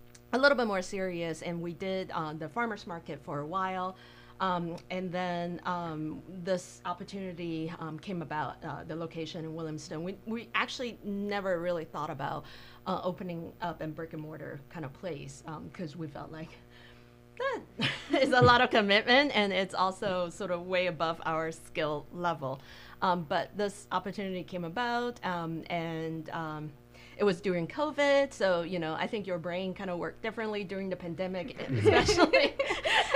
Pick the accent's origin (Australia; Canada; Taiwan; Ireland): Taiwan; moved away as an adult; also born or lived in New Zealand / Chicago / Tampa; now in Michigan, United States; I was born and raised in Taiwan